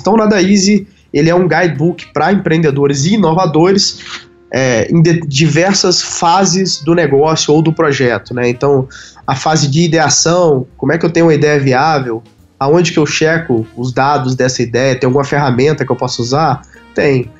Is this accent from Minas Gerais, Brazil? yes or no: yes; Carangola, Minas Gerais, Brazil; moved away; lá na minha cidade natal, em Carangola